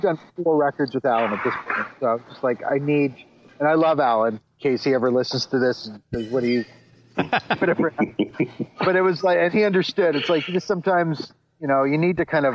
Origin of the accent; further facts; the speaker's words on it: Ontario, Canada; I grew up in Canada and in Ontario